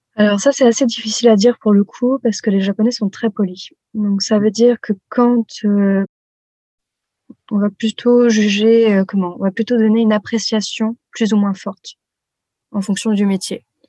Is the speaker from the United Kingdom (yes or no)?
no; France; moved away